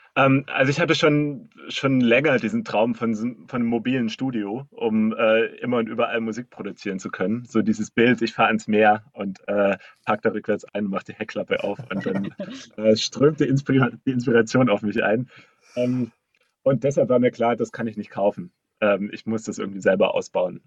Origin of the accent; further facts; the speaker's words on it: Black Forest, Baden-Württemberg, Germany; moved away; ich bin im Schwarzwald aufgewachsen, in einem kleinen Städtchen